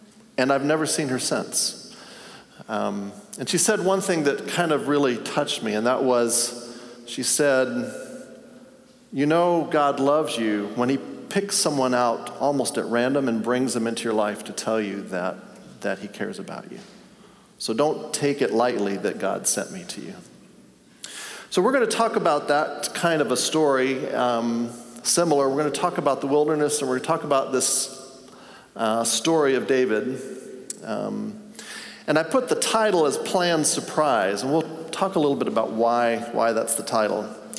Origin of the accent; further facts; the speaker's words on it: Tanzania; And I grew up in Tanzania. My parents were missionaries.